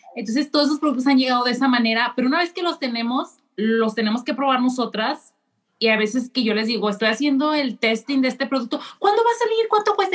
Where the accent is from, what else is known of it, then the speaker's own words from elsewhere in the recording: Mexico; now in Japan; soy mexicana, vivo en Japón